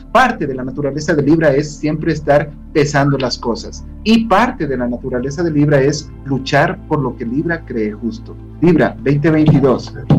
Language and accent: Spanish; Ecuador; todas las personas que estamos dentro del territorio ecuatoriano